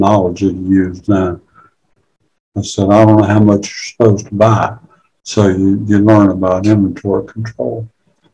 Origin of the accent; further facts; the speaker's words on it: near Fayetteville, Eastern North Carolina, United States; I grew up in Eastern North Carolina, close to Fayetteville, and part of my life in Fayetteville. And I came from a small town just south of there